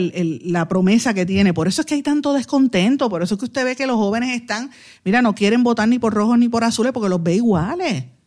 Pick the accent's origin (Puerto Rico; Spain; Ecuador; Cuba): Puerto Rico; lo que somos los puertorriqueños